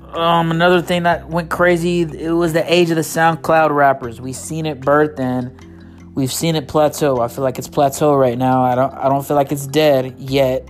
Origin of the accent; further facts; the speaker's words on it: United States; I'm not from Mexico. My grandparents aren't from Mexico. My great great grandparents aren't not from Mexico we're born here